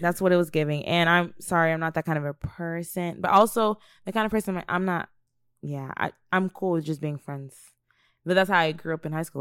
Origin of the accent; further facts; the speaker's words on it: United States; also born or lived in Nigeria; Growing up in America as an African child